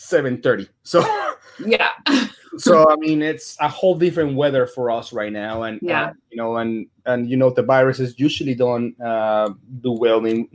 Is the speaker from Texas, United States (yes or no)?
yes; Dallas, Texas, United States; I'm from Dallas.